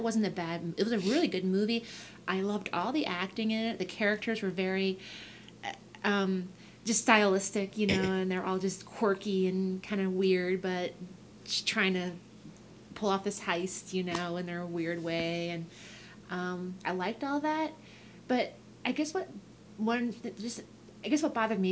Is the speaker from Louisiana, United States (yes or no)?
yes; Louisiana, United States; when I grew up in Louisiana